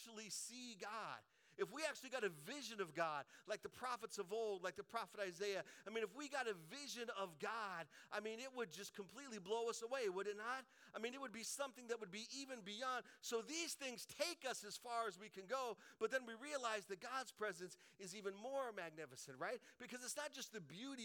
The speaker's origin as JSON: {"language": "English", "region": "Colorado", "country": "United States", "tie": "born or raised there", "said": "I grew up in Colorado"}